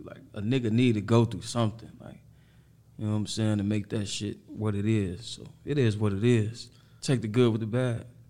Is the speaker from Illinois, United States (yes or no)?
yes; Harvey, Illinois, United States; also born or lived in Chicago; I'm from Harvey